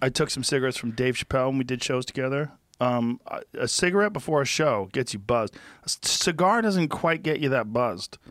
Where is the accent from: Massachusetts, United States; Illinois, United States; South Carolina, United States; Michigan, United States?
Massachusetts, United States; Boston; moved away; I grew up in Boston.